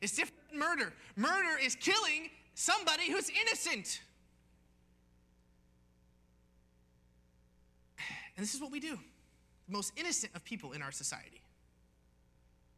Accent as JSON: {"language": "English", "country": "United States", "said": "being an American"}